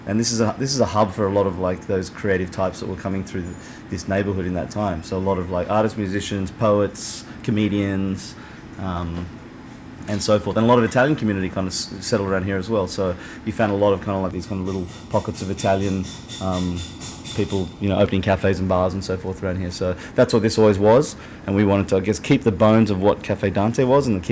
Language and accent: English; Australia; moved away as an adult; now in New York, United States; as Australian